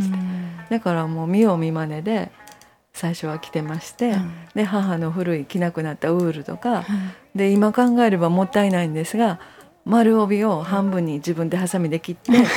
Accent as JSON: {"language": "Japanese", "region": "Kyoto", "country": "Japan", "tie": "born or raised there", "said": "もともとまあ京都で生まれ育ちました"}